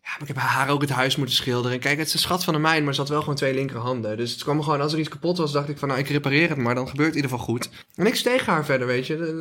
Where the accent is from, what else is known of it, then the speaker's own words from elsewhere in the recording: Drunen, North Brabant, Netherlands; het dorp waar ik vandaan kom met Drunen.